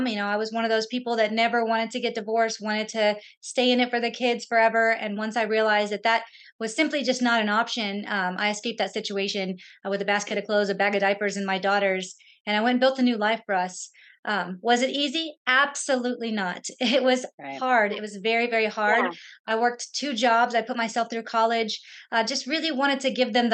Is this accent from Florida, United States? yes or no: no; San Antonio, Texas, United States; I'm from San Antonio